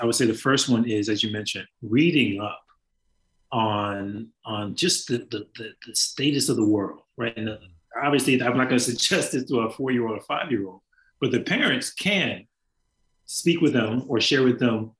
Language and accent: English; Richmond, Indiana, United States; also born or lived in Gary / Dayton / Flint; I was born in Gary, Indiana, and moved around a lot. That's right, GI. And so moved from Gary to Dayton, Ohio to Richmond, Indiana, where I spent a pretty good formative part of my years.